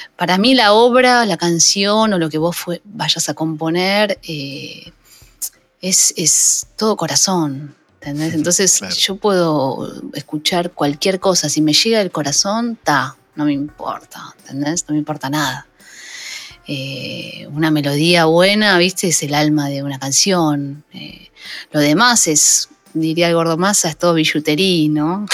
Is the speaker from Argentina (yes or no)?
yes; La Matanza, Buenos Aires Province, Argentina; Yo soy un barrio del conurbano, eh, soy de Aedo, pero criada en un barrio en La Matanza.